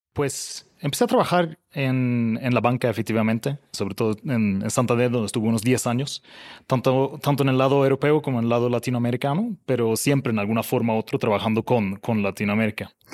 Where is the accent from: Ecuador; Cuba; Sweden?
Sweden; now in Mexico; yo soy el sueco más bajo del mundo